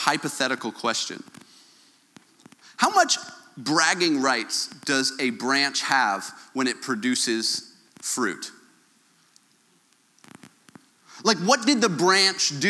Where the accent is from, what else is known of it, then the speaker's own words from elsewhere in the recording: Canada; my Canadian self